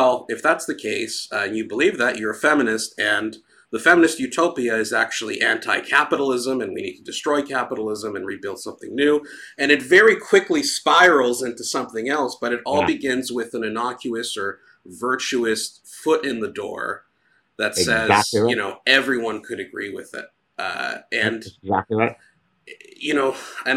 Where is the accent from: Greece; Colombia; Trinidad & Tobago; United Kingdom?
Greece; moved away; I myself, I'm from Greece, I grew up in Greece